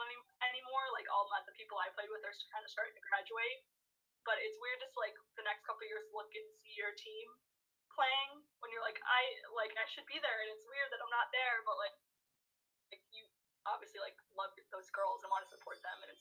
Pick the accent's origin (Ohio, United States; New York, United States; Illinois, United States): Illinois, United States; Chicago; moved away as an adult; also born or lived in Los Angeles, California; I got drafted to my hometown